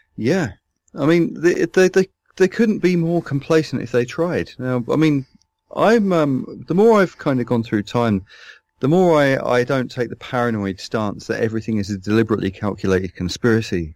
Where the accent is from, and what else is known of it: London, United Kingdom; moved away as an adult